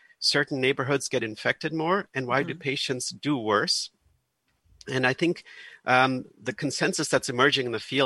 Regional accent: Germany; now in United States; I'm originally from Germany, where it's very normal that in every neighborhood you live

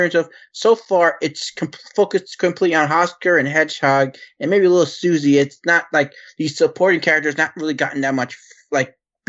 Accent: New York, United States; and I'm from New York

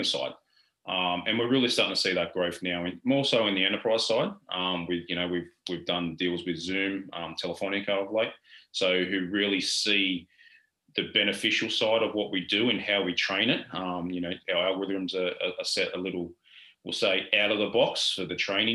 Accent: Australia; I was a plumber and we're from Australia

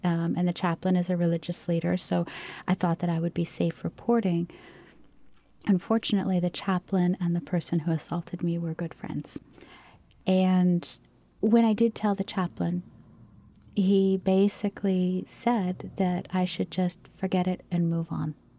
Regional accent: Maine, United States; moved away as an adult; I came from Maine

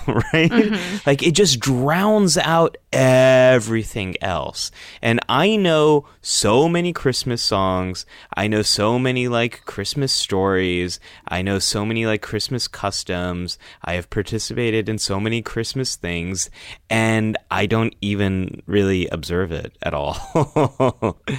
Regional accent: Northern California, United States; born or raised there

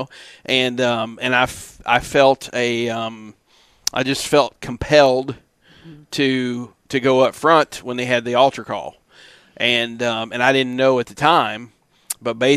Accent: Kentucky, United States; now in Florida, United States; I'm from Kentucky. Been in Florida since 2004

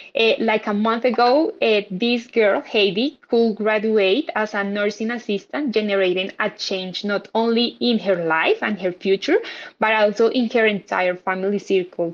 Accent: Colombia; I'm from Colombia

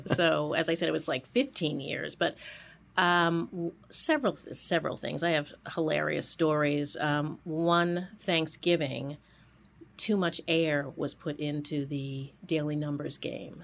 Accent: New York City, New York, United States; now in Boston, United States; I was born in New York

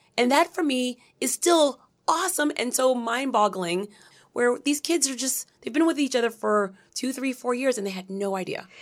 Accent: Brockton, Massachusetts, United States; also born or lived in Brooklyn, New York / Dorchester, Massachusetts / Cambridge, Massachusetts / Haiti; we started in Dorchester, then Cambridge and Brockton, Massachusetts, where I was raised

